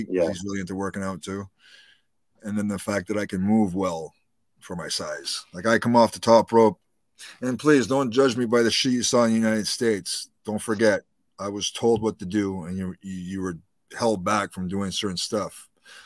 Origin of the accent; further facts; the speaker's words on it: Canada; being a Canadian